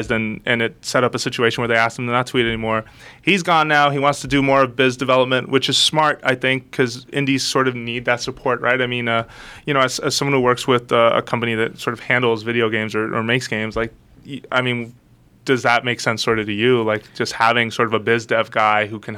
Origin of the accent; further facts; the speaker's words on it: New York City, New York, United States; I grew up in the Bronx